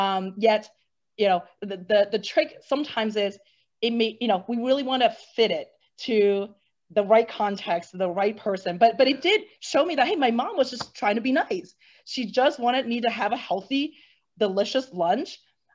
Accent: Hong Kong; And growing up in Hong Kong, which is a very busy international hub, right?

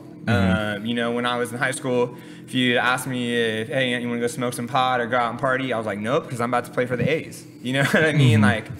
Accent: California, United States; For me, I think that one of the coolest things that I always take away from growing up here is how different of like environments, experiences, and people you can connect with in like a 10-minute car ride.

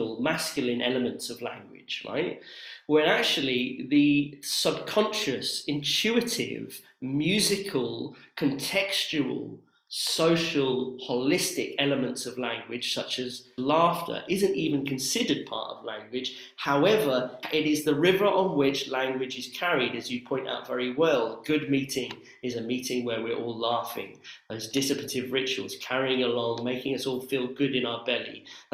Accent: Oxford, South East England, United Kingdom; my hometown of Oxford

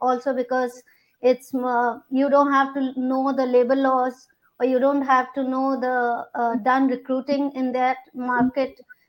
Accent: India; English is a second language; also born or lived in Toronto; now in Denmark; I moved from India to Toronto and back to India and then to Denmark because of my husband work project.

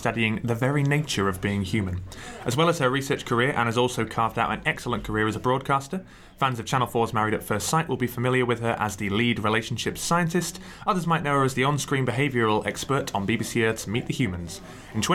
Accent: Glasgow, Scotland, United Kingdom; I'm from Glasgow

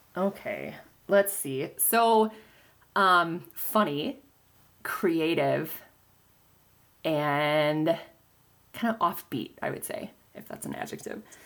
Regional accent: Stevens Point, Wisconsin, United States; I'm actually from Stevens Point, so I went to college in my hometown.

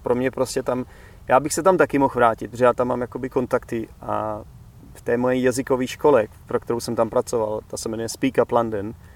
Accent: Czechia; moved away; já už třeba nedokážu být zpátky zase ten Čech

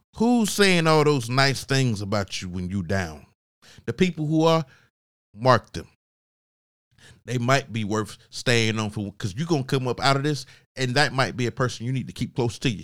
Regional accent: Augusta, Georgia, United States; moved away; I wasn't living in Augusta, I'm from Augusta, Georgia

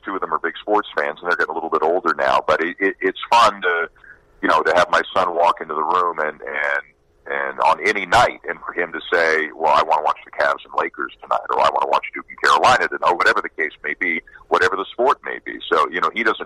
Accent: Toronto, Ontario, Canada; moved away; I'm Canadian. I'm from Toronto

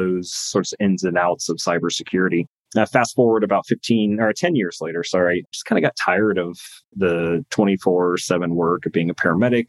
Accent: California, United States; moved away; I grew up in California.

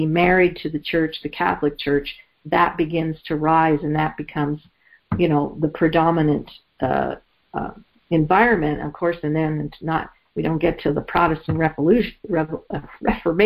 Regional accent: Canada; I grew up in Canada

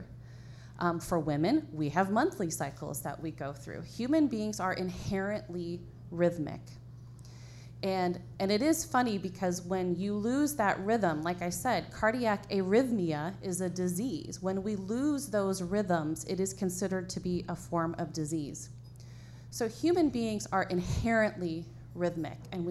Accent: Iowa, United States; moved away as an adult; now in Indiana, United States; I'm from Iowa. I'm a Hoosier by transplant

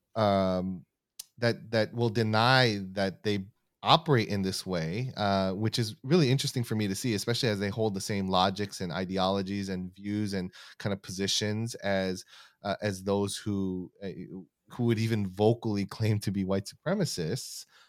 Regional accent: United States; I'm Korean American, second generation, so my parents, uh, immigrated here in, uh, the late seventies and early eighties, and, um, and so I was born in the United States

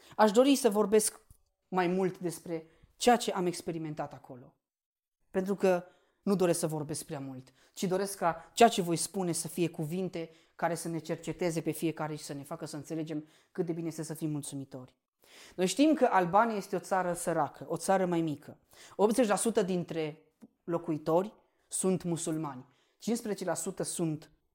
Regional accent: Romania; noi ca și români suntem binecuvântați

